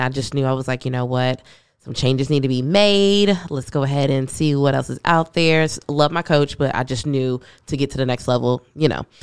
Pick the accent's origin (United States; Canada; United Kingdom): United States; Louisville, Kentucky; also born or lived in Cincinnati, Ohio; now in Austin, United States; I am originally from Louisville, Kentucky, moved to Cincinnati, Ohio, and then came here last month.